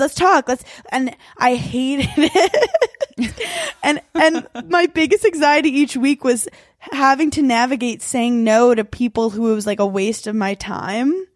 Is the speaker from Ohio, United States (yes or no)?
no; New York City, New York, United States; I was born in Brooklyn, New York